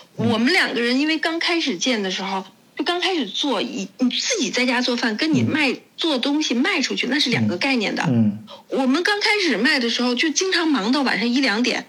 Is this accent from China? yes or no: yes; northern China, China; now in Germany; 因为我是北方人